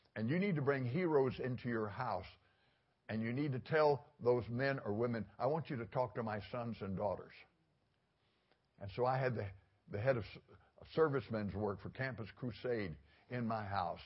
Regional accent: Fort Worth, Texas, United States; now in Florida, United States; I grew up in Fort Worth

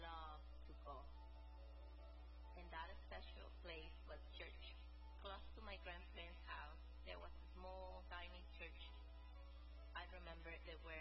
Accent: El Salvador; I am from El Salvador

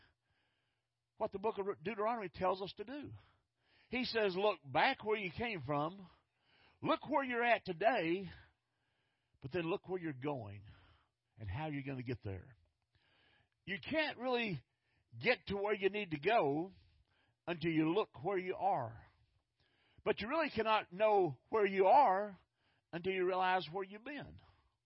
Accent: Fort Worth, Texas, United States; I grew up in North Fort Worth

